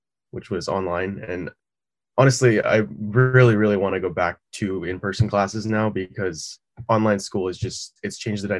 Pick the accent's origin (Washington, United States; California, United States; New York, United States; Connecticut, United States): California, United States; Corona; I went to Corona High School